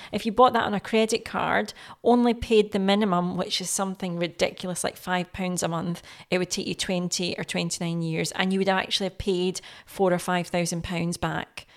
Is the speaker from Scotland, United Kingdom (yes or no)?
yes; Scotland, United Kingdom; I'm Scottish. I've been here obviously all my life.